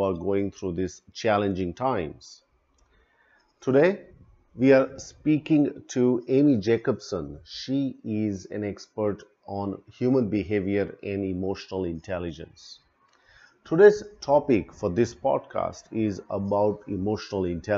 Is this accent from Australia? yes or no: yes; Melbourne, Victoria, Australia; now in India; I'm originally from Melbourne, currently in India